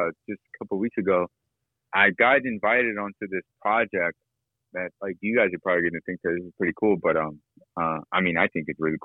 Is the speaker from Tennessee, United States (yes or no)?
yes; Nashville, Tennessee, United States; me growing up in Nashville